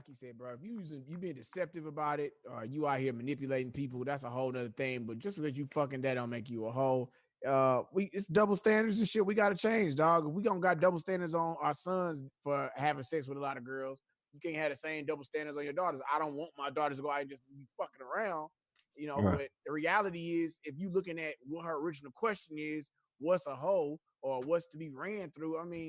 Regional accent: Houston, Texas, United States; also born or lived in Chattanooga, Tennessee; Lived in Third Ward for about 9 or 10 years after I got out of college. So, shit. Right, that's Houston is my home. I was born in Chattanooga, Tennessee, though.

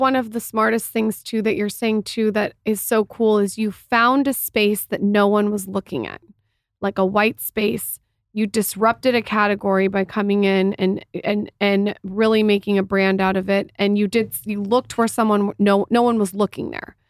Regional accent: San Diego, California, United States; I'm from San Diego

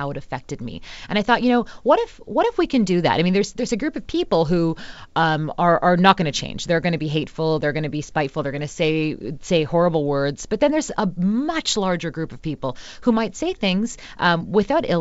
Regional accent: Mississauga, Ontario, Canada; I grew up in Mississauga. That's now very multicultural. It's a suburb of Toronto.

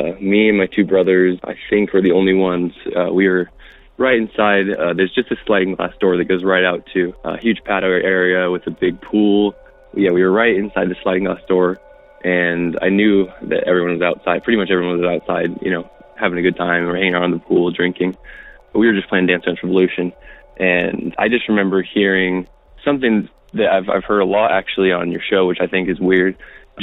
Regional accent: Salt Lake City, Utah, United States; I'm from Salt Lake City

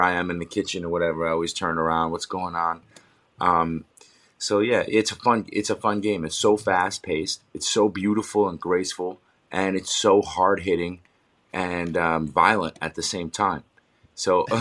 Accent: New York, United States; also born or lived in Los Angeles, California / Bend, Oregon; now in New Jersey, United States; I'm from New York and we live in New York, in New Jersey

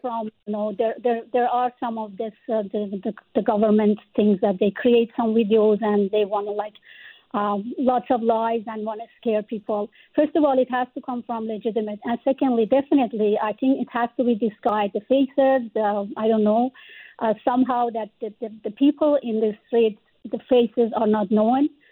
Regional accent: Iran; also born or lived in Canada; now in Vancouver, Canada; as Iranian living in Canada, as a Canadian citizen

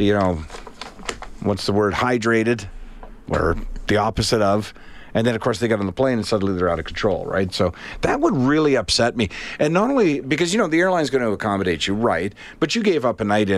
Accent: the Maritimes, Canada; growing up in the Maritimes

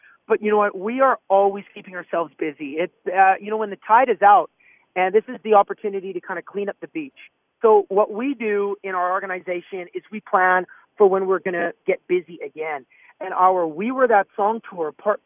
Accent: Canada; moved away as an adult; now in Nashville, United States; we grew up in Canada.

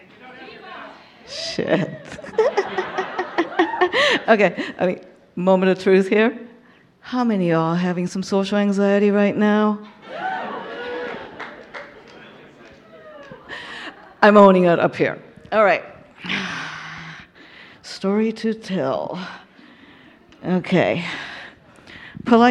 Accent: Tokyo, Japan; in the bowels of Tokyo, my hometown.

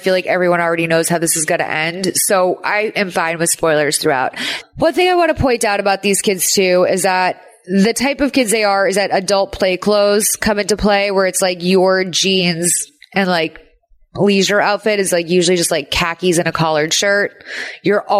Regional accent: Massachusetts, United States; growing up in Massachusetts was fucking rough.

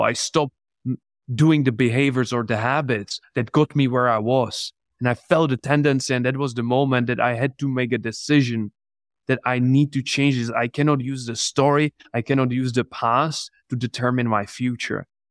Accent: Czechia; English is a second language; moved away as an adult; also born or lived in England; I'm from the Czech Republic.

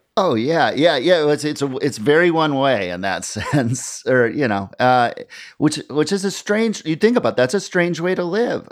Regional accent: Midwest, United States; now in New York, United States; growing up in the Midwest. I moved to New York

